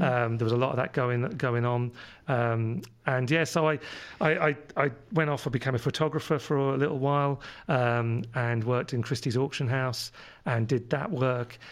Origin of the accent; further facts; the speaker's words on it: London, United Kingdom; accent: London; moved away; my London accent comes from living over in London when I was, where I was born.